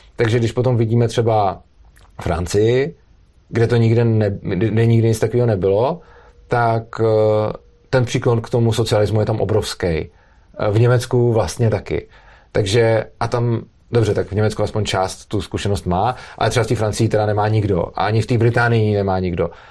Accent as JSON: {"language": "Czech", "region": "Prague", "country": "Czechia", "said": "Já jsem z Prahy a dojíždím do Brna"}